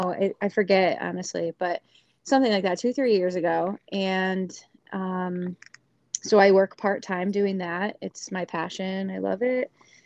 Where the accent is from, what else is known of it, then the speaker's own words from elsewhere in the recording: Hastings, Michigan, United States; now in Caledonia, United States; I'm from Hastings. I went to high school with Ellie. I now live in Caledonia